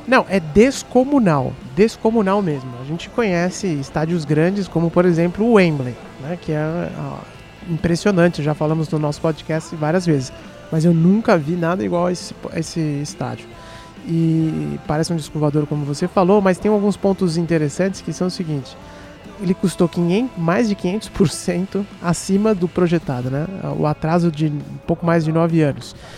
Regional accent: São Paulo, Brazil; Eu sou de São Paulo

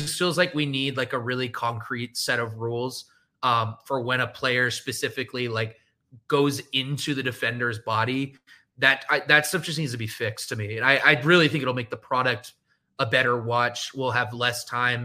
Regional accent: San Francisco, California, United States; moved away; I'm from San Francisco area

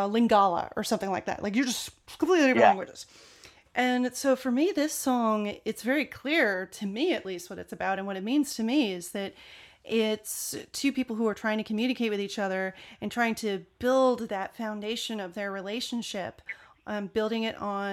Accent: United States; accent: American; my American accent

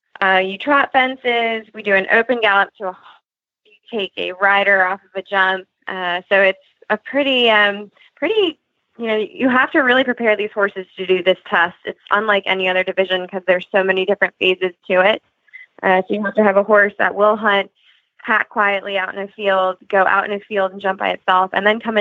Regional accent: Monkton, Maryland, United States; I'm from Moncton, Maryland

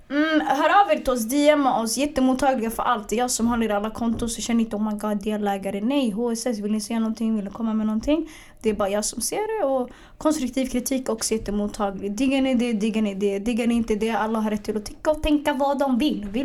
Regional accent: Vällingby, Stockholm County, Sweden; Ja, jag, jag, jag tar Vällingby då. Jag är från Vällingby.

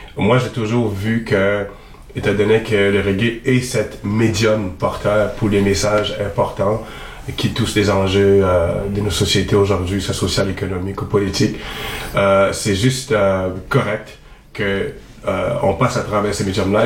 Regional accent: Montreal, Quebec, Canada; j'ai grandi quand même à Montréal

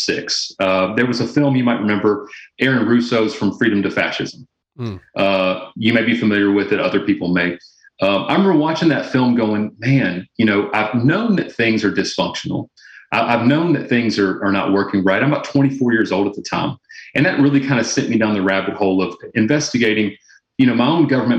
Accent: Louisiana, United States; moved away as an adult; now in Arkansas, United States; I'm originally from Louisiana

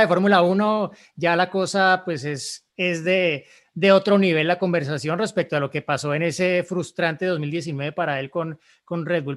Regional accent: Colombia; en Colombia, en mi país

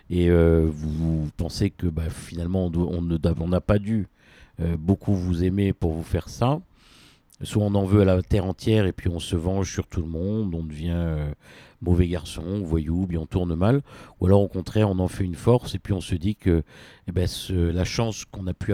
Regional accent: Réunion, France; born there; en tout cas, je suis né à La Réunion, mon nombril est enterré à La Réunion

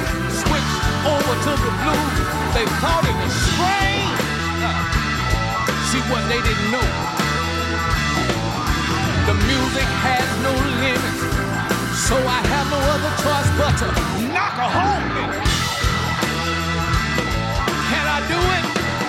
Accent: Mississippi, United States; This born and raised in Mississippi, around a lot of great musicians, gave me my drive.

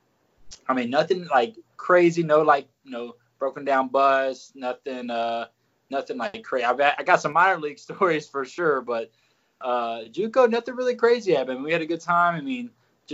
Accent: Mississippi, United States; I grew up in Mississippi. I claim Memphis because I live about 5 minutes from the state line of Mississippi, Tennessee

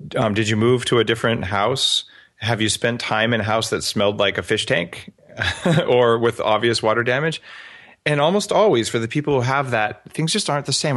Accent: Albuquerque, New Mexico, United States; now in Vancouver Island, Canada; I grew up in Albuquerque

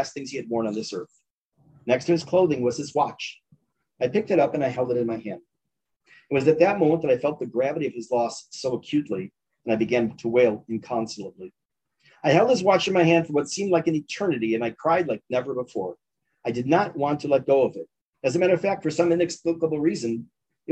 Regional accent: Chicago, Illinois, United States; I grew up in Chicago, much of my family, including my maternal grandparents, lived in Toronto

